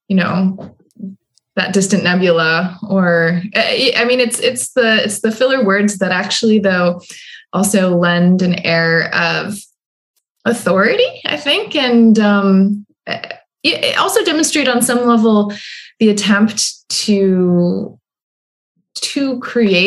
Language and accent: English; Midwest, United States; moved away as an adult; also born or lived in East Coast; I'm also just from the Midwest, where we actually wait till people stop talking in order to start talking, which especially when I first moved out to the East Coast, really was a challenge.